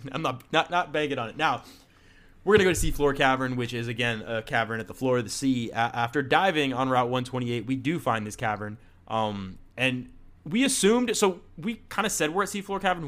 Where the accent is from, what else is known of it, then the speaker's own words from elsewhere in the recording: Florida, United States; I'm from Florida